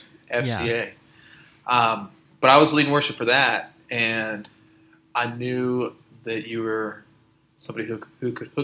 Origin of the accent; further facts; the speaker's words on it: Ohio, United States; moved away as an adult; also born or lived in South Carolina; now in Houston, United States; I grew up, you know this, I grew up in Ohio